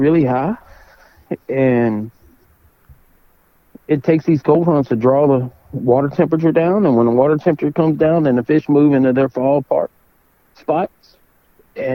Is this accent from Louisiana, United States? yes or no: yes; South Louisiana, United States; I'm from South Louisiana